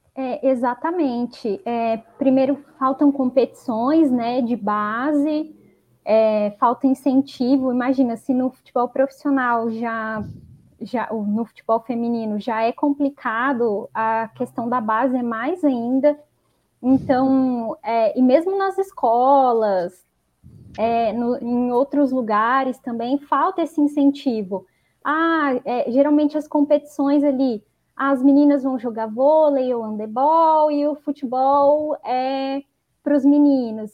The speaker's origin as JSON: {"language": "Portuguese", "town": "Maringá", "region": "Paraná", "country": "Brazil", "said": "sou de Maringá, no Paraná"}